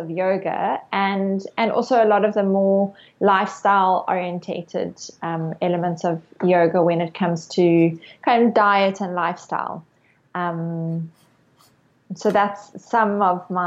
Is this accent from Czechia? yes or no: no; Cape Town, Western Cape, South Africa; I I grew up in Cape Town, South Africa, and when I was 18 years old, I did my first yoga class.